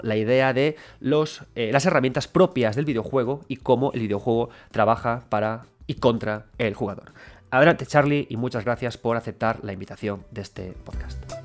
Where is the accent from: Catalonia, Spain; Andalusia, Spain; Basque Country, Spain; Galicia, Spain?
Galicia, Spain; yo soy gallego